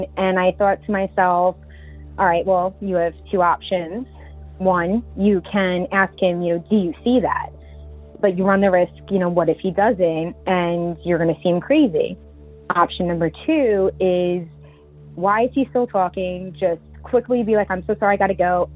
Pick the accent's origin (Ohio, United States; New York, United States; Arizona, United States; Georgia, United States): New York, United States; Long Island; I'm from Long Island, New York